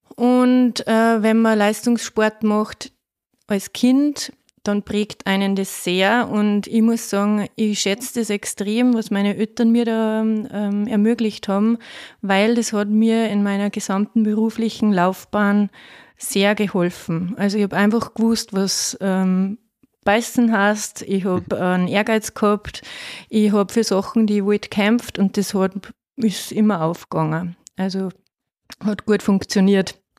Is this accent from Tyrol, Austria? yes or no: no; Faistenau, Salzburg, Austria; now in Waldviertel, Austria; Ich komme ursprünglich aus Feistenau, aus dem Salzkammergut, aus dem Schönen.